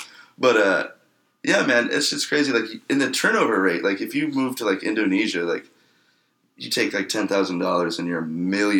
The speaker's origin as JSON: {"language": "English", "region": "Southwest", "country": "United States", "tie": "born or raised there", "said": "we grew up in the Southwest."}